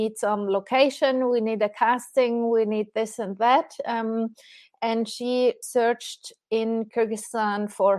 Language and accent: English; Germany; now in Switzerland; I'm from Germany and living in Switzerland